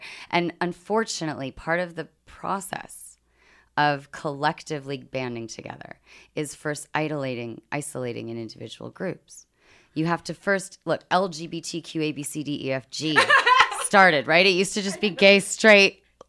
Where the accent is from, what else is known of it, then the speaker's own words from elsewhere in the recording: United Kingdom; accent: British; I'm British.